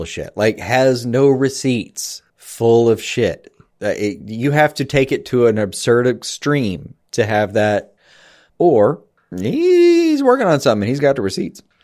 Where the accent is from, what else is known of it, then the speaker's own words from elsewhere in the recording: the South, United States; we grew up in the South